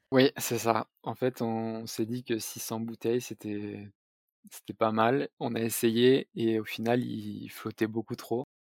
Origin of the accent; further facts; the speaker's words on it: south-east France, France; je suis originaire du sud-est de la France